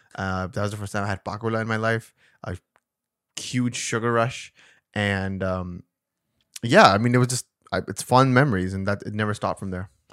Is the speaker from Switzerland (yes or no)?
no; Karachi, Sindh, Pakistan; born or raised there; moved away